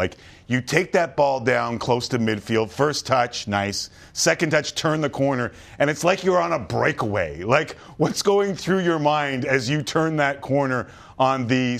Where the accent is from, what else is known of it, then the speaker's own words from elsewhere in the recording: Toronto, Ontario, Canada; I grew up in Toronto. I watched football my whole life in this country.